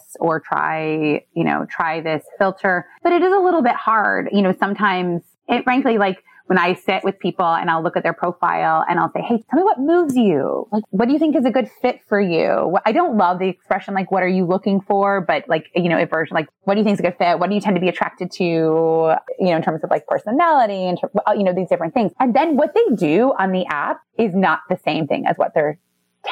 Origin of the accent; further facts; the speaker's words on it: Midwest, United States; now in New York City, United States; I'm from the Midwest